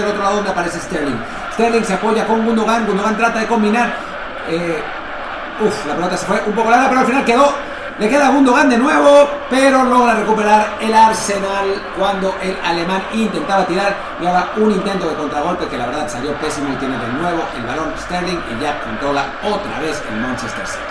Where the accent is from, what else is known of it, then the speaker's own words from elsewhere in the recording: Mexico; como mexicanos